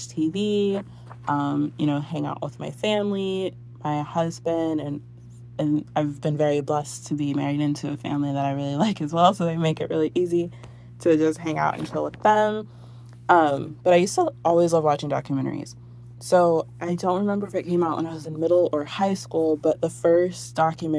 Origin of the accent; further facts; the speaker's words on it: San Antonio, Texas, United States; I am born and raised in San Antonio, Texas.